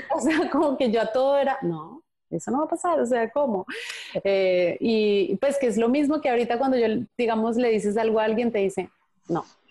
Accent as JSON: {"language": "Spanish", "region": "Andean region", "country": "Colombia", "said": "desde chiquita yo decía, ay, yo por qué no hablo así como los costeños, me encantaba cómo hablan los costeños en Colombia"}